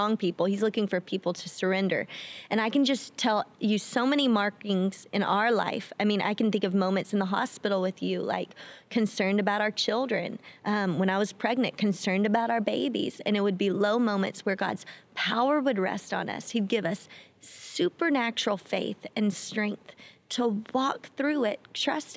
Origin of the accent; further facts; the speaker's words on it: Louisiana, United States; now in Miami, United States; I'm from Louisiana